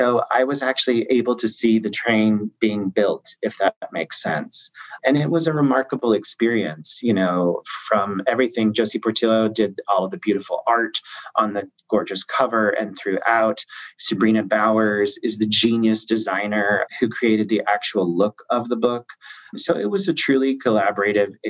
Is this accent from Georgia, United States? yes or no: no; Southern Illinois, United States; moved away as an adult; now in New York, United States; I grew up in Southern Illinois, and I went to SIU, Southern Illinois University, Carbondale